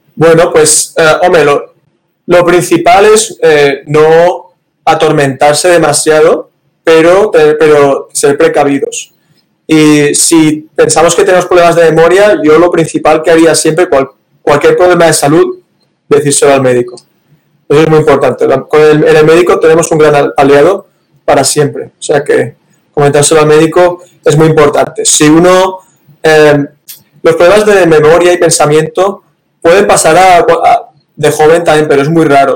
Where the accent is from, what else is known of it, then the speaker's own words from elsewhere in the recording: Valencia, Valencian Community, Spain; moved away as an adult; also born or lived in Barcelona; now in United States; soy de Valencia, que está en la parte mediterránea de España